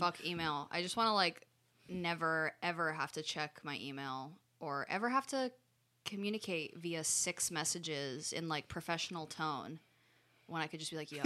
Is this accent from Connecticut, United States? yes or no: yes; Connecticut, United States; I grew up in Connecticut